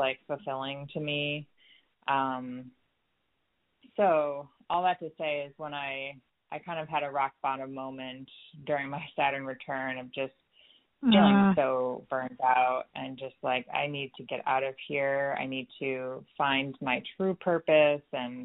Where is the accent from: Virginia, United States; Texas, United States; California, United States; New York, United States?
New York, United States; moved away as an adult; also born or lived in West Coast; I'm originally from New York